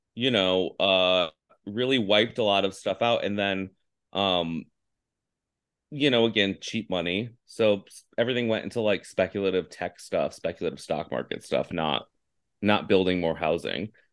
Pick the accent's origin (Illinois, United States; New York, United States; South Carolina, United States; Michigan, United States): New York, United States; Finger Lakes, upstate; moved away as an adult; also born or lived in Alaska; now in California, United States; I grew up in the Finger Lakes